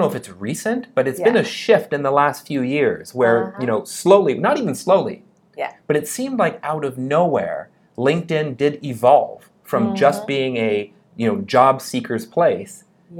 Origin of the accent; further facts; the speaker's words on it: Canada; I'm from Canada.